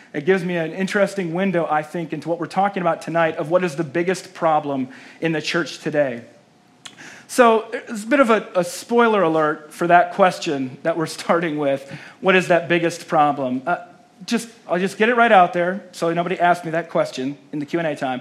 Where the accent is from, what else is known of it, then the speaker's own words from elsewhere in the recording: South Dakota, United States; moved away; also born or lived in Chicago / New York City; I grew up in South Dakota, moved to Chicago